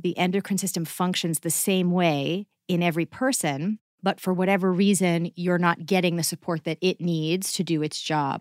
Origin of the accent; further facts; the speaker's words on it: Massachusetts, United States; moved away; I grew up in Massachusetts